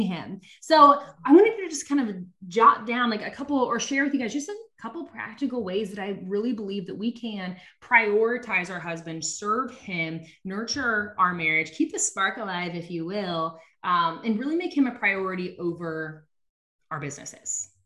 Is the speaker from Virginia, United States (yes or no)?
no; Nebraska, United States; I'm from Nebraska